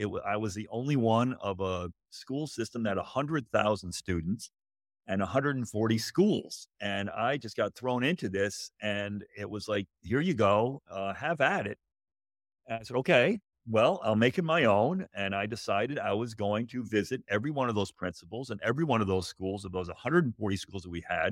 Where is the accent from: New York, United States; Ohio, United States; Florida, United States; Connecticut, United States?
Connecticut, United States; moved away as an adult; also born or lived in Southern Illinois; I grew up in Connecticut